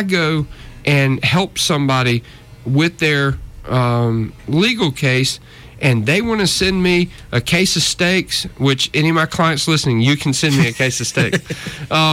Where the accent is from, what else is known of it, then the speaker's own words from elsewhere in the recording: North Georgia, United States; I grew up in North Georgia, up in the mountains